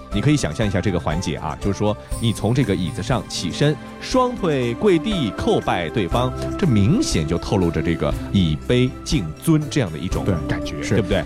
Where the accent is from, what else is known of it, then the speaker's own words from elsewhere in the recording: China; 我们中国人都说啊，这个你有财也不能露富